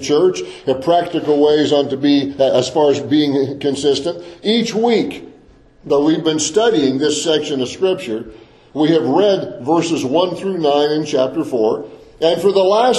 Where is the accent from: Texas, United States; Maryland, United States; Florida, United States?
Florida, United States; Deep South; I grew up in the Deep South, in a rural agricultural area of the Deep South. My parents had migrated to the Deep South when I was a little kid